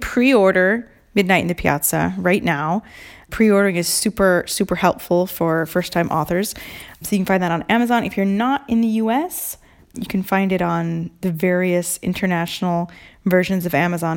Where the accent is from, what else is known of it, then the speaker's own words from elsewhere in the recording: Mercer Island, Washington, United States; moved away as an adult; now in Italy; Island Books on Mercer Island, Washington, my hometown bookstore